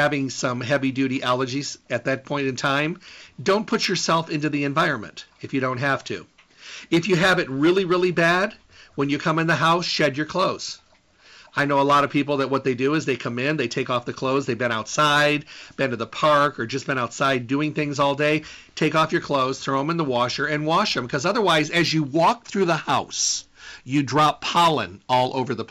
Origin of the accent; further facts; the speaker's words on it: Midwest, United States; moved away; also born or lived in West Coast / the desert; I grew up in the Midwest